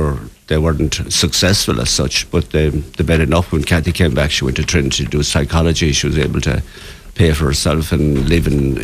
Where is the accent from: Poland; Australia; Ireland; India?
Ireland; Kilcahill, County Galway, Connacht; moved away as an adult; now in Galway, Ireland; I came from Kilcahill, Galway. It's in the parish of Corndulla.